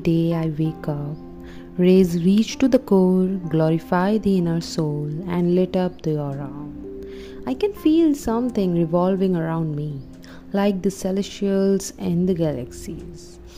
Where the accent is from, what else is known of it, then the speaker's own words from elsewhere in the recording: Turkey; I'm from Turkey.